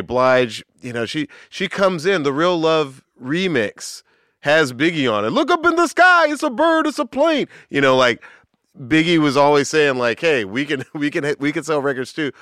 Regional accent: Atlanta, Georgia, United States; I grew up in the South. I grew up in Atlanta

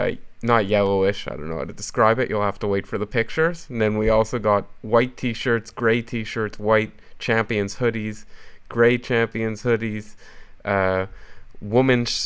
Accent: Canada

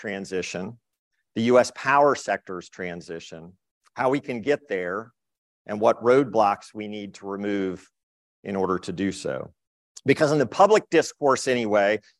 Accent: Charlottesville, Virginia, United States; I grew up in Charlottesville, Virginia

